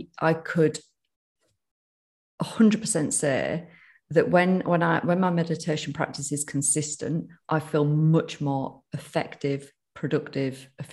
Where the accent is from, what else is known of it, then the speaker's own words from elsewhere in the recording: United Kingdom; accent: northern; my northern accent